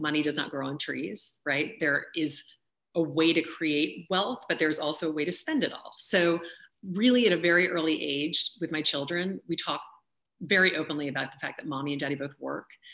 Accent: Louisiana, United States; I grew up in Louisiana

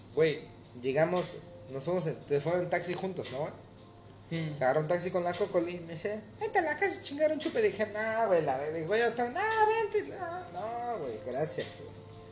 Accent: Mexico; moved away; ser mexicano

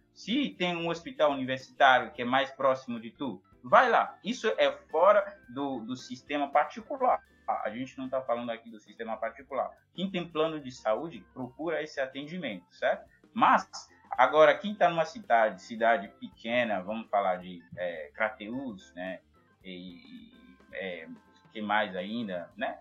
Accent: Côte d’Ivoire; Portuguese is a second language; moved away as an adult; also born or lived in Rio de Janeiro, Brazil / São Paulo, Brazil; now in Ceará, Brazil; Não, não sou da África. Sou da Costa do Marfim

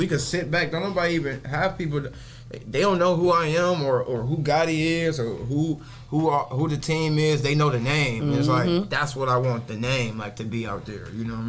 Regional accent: Nigeria; I'm from overseas. I'm from Nigeria.

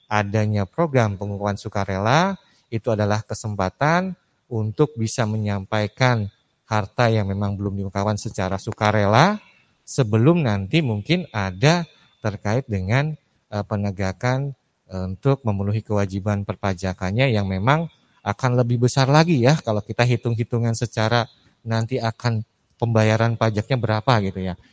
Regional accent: Bogor, West Java, Indonesia; salam orang Bogor, saya juga orang Bogor Bu Susi.

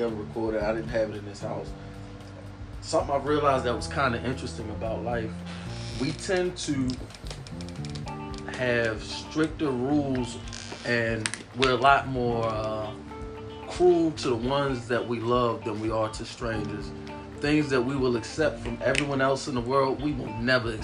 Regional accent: Baltimore, Maryland, United States; I'm from Baltimore

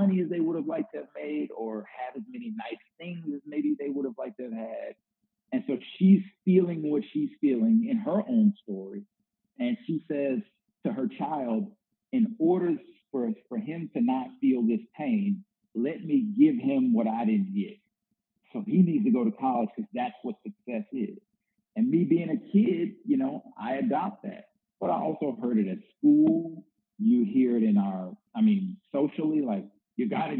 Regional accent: the South, United States; also born or lived in Northwest US; now in Little Rock, United States; I'm an African-American male and I grew up in the South

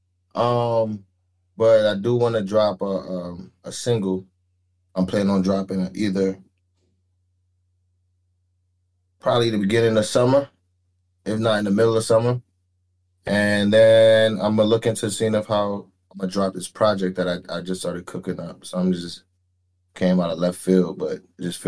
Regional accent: New York City, New York, United States; also born or lived in Nassau, Bahamas; now in San Antonio, United States; Born and raised East Flatbush 40s, Brooklyn, New York, 11203

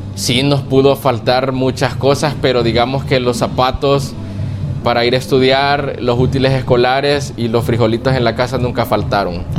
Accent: Lourdes, La Libertad, El Salvador; nací en Lourdes y me crié toda la niñez en Lourdes. Lourdes, eh, San, Lourdes es de la libertad

